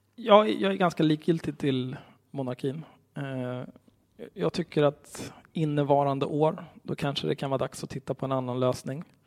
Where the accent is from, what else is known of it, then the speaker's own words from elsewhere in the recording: Stockholm, Stockholm County, Sweden; jag är ju uppvuxen på Söder vid Zinkensdamm